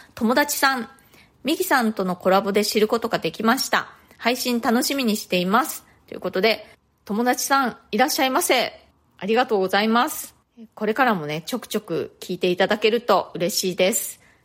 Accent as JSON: {"language": "Japanese", "country": "Japan", "first_language": "Japanese", "moved": "as an adult", "lives_now": "New York, United States", "said": "日本人として"}